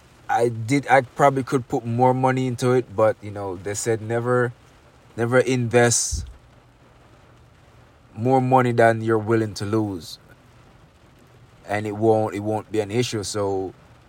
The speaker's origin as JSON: {"language": "English", "country": "Jamaica", "said": "I'm from Jamaica. I'm from a third world country"}